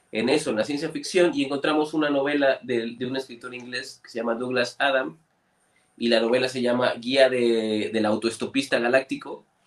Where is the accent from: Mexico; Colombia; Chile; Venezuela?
Mexico; Orizaba, Veracruz; nosotros somos de Orizaba